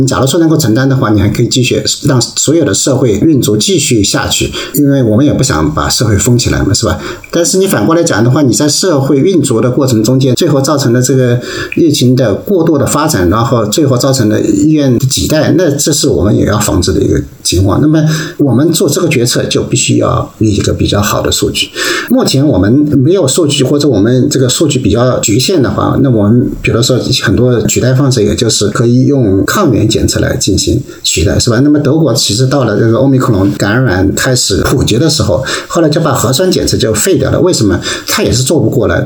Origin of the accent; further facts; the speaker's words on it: Wuxi, Jiangsu, China; now in Essen, Germany; 在无锡在我们家乡